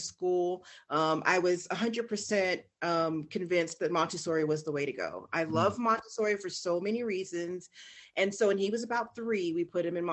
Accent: Texas, United States; I grew up in Texas.

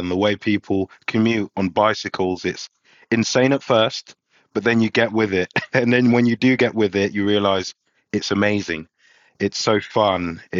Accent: London, United Kingdom; now in Amsterdam, Netherlands; You know what? I love Amsterdam, albeit I was raised in London.

